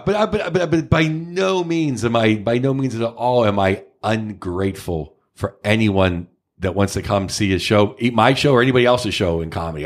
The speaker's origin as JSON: {"language": "English", "town": "Pittsburgh", "region": "Pennsylvania", "country": "United States", "tie": "born or raised there", "moved": "yes", "lives_now": "San Francisco, United States", "said": "Pittsburgh, obviously my hometown"}